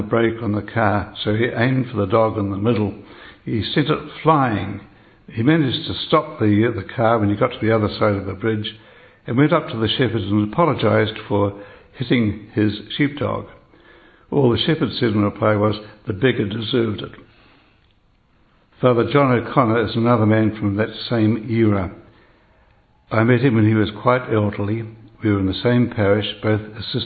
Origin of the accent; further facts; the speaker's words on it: New Zealand; I am a New Zealander, as were my parents before me and one pair of grandparents